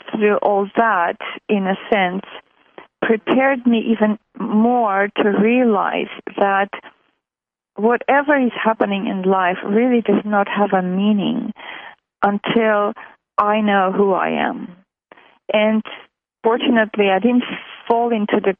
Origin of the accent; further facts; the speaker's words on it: Armenia; moved away as an adult; also born or lived in Montreal, Canada; I was born in what was then USSR. So I was born in Armenia, which was part of the USSR. So in 76, I moved to Canada, to Montreal.